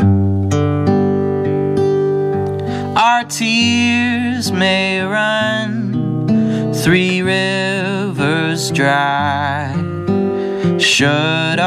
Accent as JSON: {"language": "English", "town": "Lancaster", "region": "Pennsylvania", "country": "United States", "moved": "as an adult", "lives_now": "Boston, United States", "said": "I'm originally from Lancaster, Pennsylvania"}